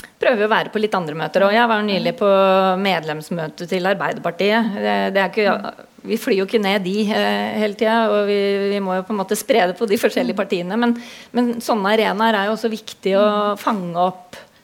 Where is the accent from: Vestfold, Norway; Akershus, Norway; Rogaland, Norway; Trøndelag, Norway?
Akershus, Norway; Hurdal; also born or lived in Oslo; now in Drammen, Norway; opprinnelig så kommer jeg fra Hurdal i Akershus. Det er en liten bygd på størrelse med Sigdal. 2500 innbyggere, så jeg veit hvordan det er å vokse opp midt i skauen.